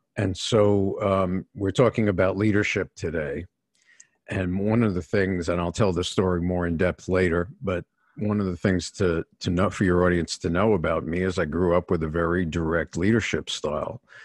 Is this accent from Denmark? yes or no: no; New York City, New York, United States; I was born in New York City